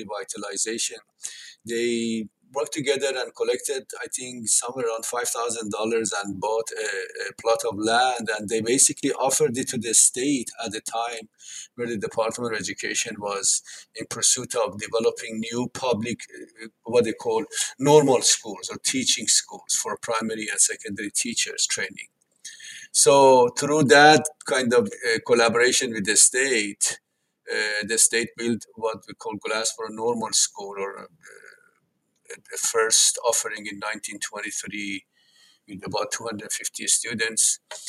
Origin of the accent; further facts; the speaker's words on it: Tehran, Tehran Province, Iran; They came from villages far away to the capital, Tehran, and they ended up having 10 children.